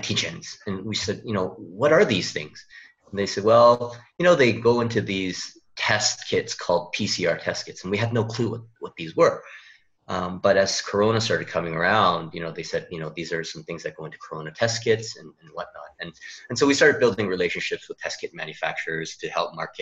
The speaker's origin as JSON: {"language": "English", "country": "Canada", "moved": "as an adult", "lives_now": "South Korea", "said": "I am actually a Canadian, kind of implanted into Korea now. I've been here for about 10 years."}